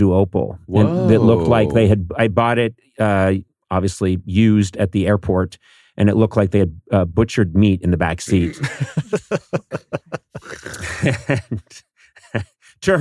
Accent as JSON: {"language": "English", "town": "Brookline", "region": "Massachusetts", "country": "United States", "tie": "born or raised there", "moved": "as an adult", "lives_now": "Los Angeles, United States", "said": "I'm from a rougher place than that. Brooklyn, Massachusetts"}